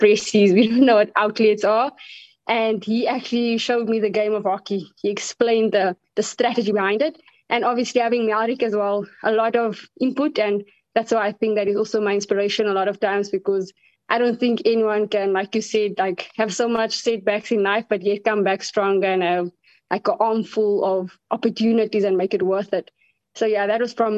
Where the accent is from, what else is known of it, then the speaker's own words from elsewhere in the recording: Northern Cape, South Africa; moved away as an adult; I'm from the Northern Cape.